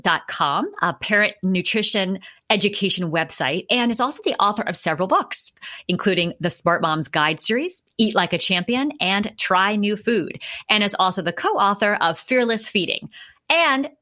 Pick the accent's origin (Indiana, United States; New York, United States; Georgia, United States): New York, United States; New York City; now in Seattle, United States; growing up in New York City